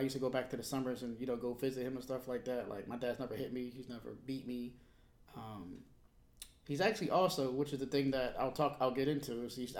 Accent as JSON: {"language": "English", "town": "Milwaukee", "region": "Wisconsin", "country": "United States", "tie": "born there", "also_born_or_lived": "Monterey", "said": "I was born in Milwaukee, Wisconsin. And after we left Milwaukee, Wisconsin, we moved to actually Monterey, California. Then we moved back to Milwaukee again."}